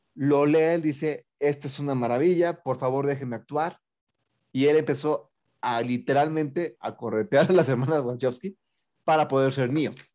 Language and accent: Spanish; State of Mexico, Mexico